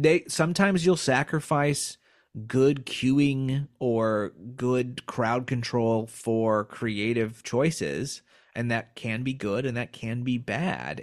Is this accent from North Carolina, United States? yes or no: no; Indiana, United States; I grew up in Indiana